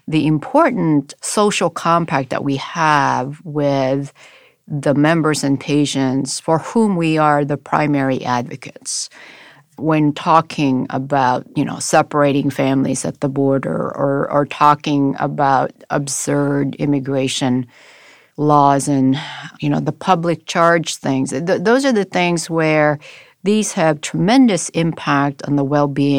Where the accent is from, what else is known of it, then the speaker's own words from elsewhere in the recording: Honolulu, Hawaii, United States; now in Los Angeles, United States; And so I grew up in Honolulu for about a few years, and then I got the island fever and asked my parents